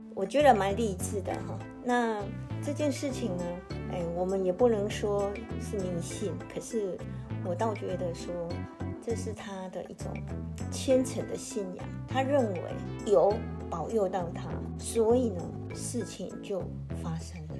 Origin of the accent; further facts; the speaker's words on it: Taiwan; 我们台湾人